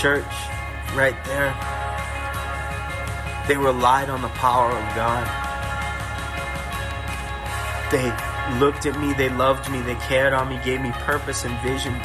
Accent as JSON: {"language": "English", "town": "Rockland", "region": "Massachusetts", "country": "United States", "said": "I'm originally from Rockland, Massachusetts"}